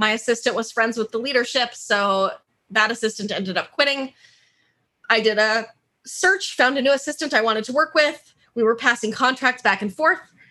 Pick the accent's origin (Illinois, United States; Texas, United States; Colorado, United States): Colorado, United States; Denver; moved away as an adult; also born or lived in St. Petersburg, Florida / San Francisco Bay Area / Hawaii / Georgia; now in Portland, United States; I grew up in Denver, Colorado